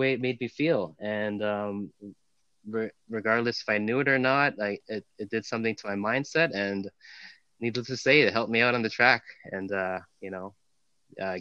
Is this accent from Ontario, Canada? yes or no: yes; Toronto, Ontario, Canada; born and raised in Toronto. Grew up in North York